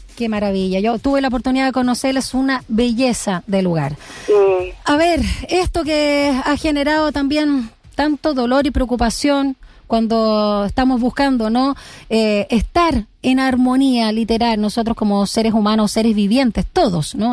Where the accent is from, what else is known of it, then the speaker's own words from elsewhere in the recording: Chile; como sociedad chilena